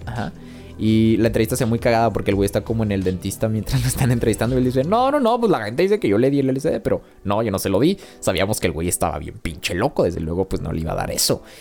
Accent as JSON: {"language": "Spanish", "country": "Mexico", "said": "soy mexicano"}